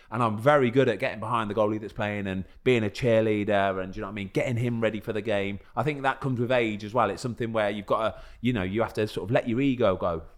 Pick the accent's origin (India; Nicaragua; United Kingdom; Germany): United Kingdom; England; I'm English